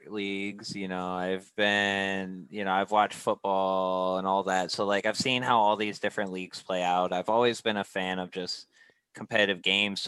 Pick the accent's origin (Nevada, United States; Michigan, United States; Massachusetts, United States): Michigan, United States; I'm from Michigan